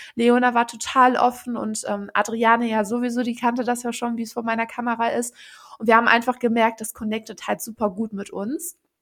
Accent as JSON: {"language": "German", "area": "Mettmann district", "region": "North Rhine-Westphalia", "country": "Germany", "said": "wir kommen ja alle aus dem Kreis Mettmann in äh, NRW"}